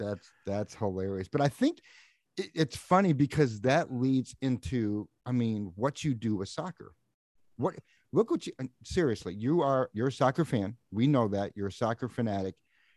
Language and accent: English; New England, United States; moved away; I'm originally from New England.